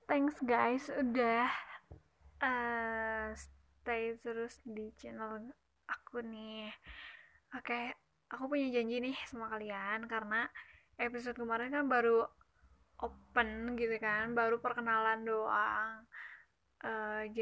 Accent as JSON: {"language": "Indonesian", "region": "West Java", "country": "Indonesia", "accent": "Sundanese", "said": "Uh, maaf ya kalau misalkan logat aku agak Sunda-Sunda gitu."}